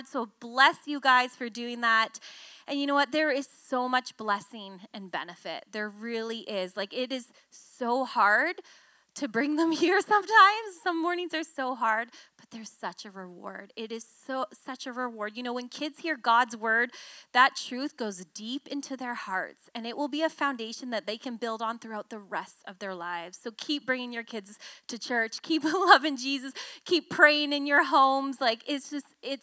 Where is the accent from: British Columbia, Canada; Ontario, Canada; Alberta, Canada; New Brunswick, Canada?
British Columbia, Canada; Victoria; I grew up in Victoria.